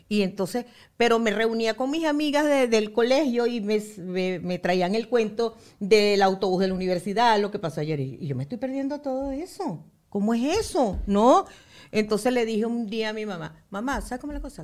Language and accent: Spanish; Valencia, Carabobo, Venezuela; nosotros somos de Valencia